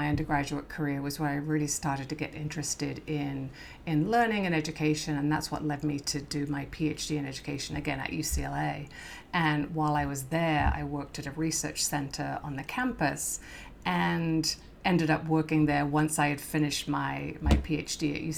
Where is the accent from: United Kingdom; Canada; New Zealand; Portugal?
United Kingdom; Worcestershire, West Midlands; moved away as an adult; now in California, United States; I grew up in England in the Worcestershire area.